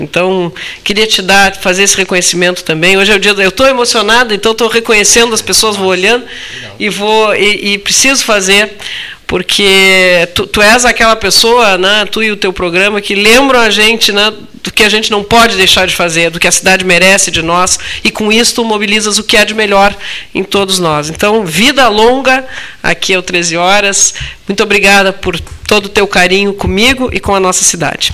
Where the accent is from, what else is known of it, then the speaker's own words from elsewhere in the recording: Pelotas, Rio Grande do Sul, Brazil; 210 anos da nossa cidade